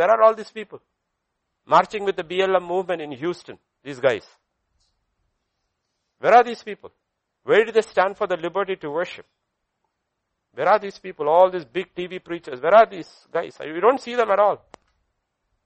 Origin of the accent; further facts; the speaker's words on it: India; I'm not speaking as an Indian